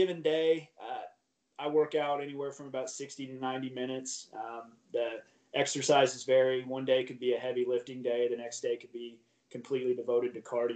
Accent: Columbia, Missouri, United States; here in my hometown

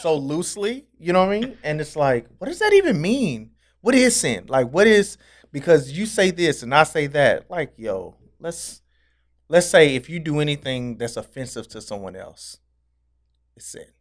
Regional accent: Nashville, Tennessee, United States

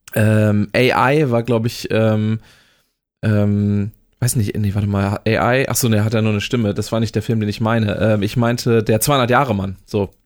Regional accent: Oldenburg, Lower Saxony, Germany; als Oldenburger

